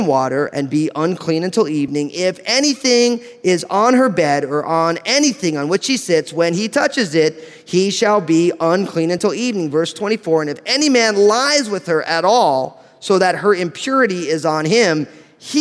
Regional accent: New Jersey, United States; I'm from New Jersey

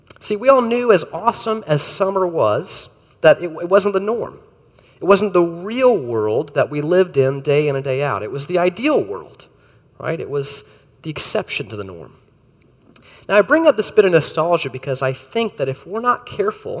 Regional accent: Florida, United States; As a kid growing up in Florida

